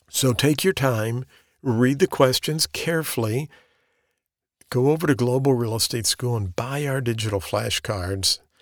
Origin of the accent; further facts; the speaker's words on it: the Ozarks, United States; I'm from the Ozarks.